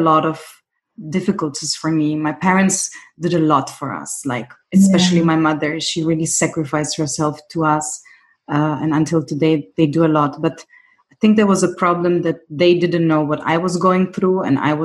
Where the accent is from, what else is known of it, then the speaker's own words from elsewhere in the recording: Germany; also born or lived in Greece; I grew up in Germany